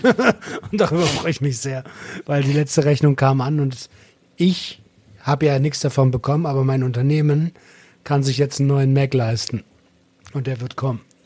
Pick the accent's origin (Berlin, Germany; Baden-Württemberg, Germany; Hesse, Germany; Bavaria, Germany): Berlin, Germany; ich bin Berliner